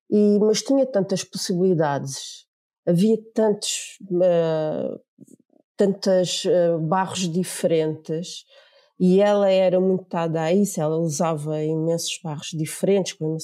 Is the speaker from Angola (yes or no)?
yes; Angola; moved away as an adult; porque eu tinha 18 anos e ainda não tinha o 12 ano, vinha de Angola, tinha vindo de Angola.